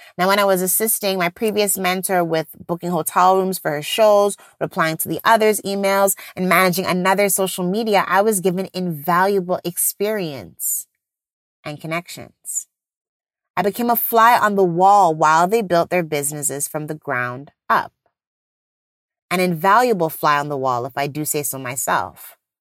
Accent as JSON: {"language": "English", "country": "Jamaica", "said": "I'm Jamaican"}